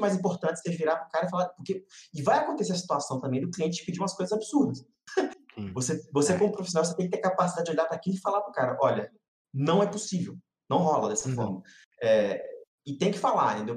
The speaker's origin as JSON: {"language": "Portuguese", "country": "Brazil", "also_born_or_lived": "United States", "accent": "Brazilian", "said": "eu tenho sotaque, a galera fica preocupada em cortar sotaque brasileiro."}